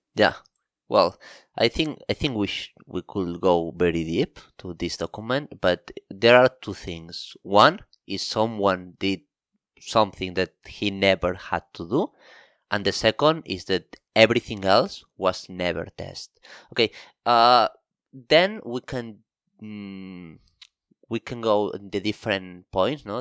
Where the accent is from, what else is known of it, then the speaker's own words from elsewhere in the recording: Barcelona, Catalonia, Spain; moved away as an adult; now in Tokyo, Japan; I come from Barcelona, Spain